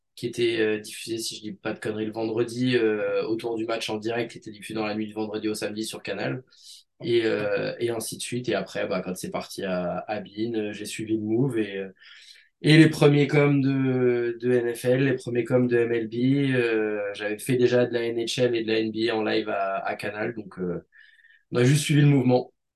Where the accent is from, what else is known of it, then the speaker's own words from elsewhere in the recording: Grenoble, Auvergne-Rhône-Alpes, France; je suis originaire de Grenoble